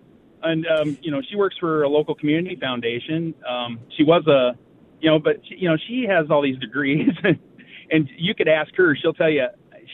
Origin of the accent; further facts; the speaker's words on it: Washington, United States; moved away as an adult; also born or lived in Vancouver, Washington / Michigan; now in Traverse City, United States; the reason I moved to Michigan, I'm originally from Washington State. I moved out here to be with her